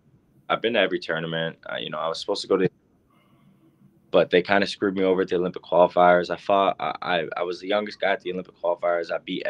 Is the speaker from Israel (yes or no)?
no; Barrie, Ontario, Canada; my hometown, Barrie, Ontario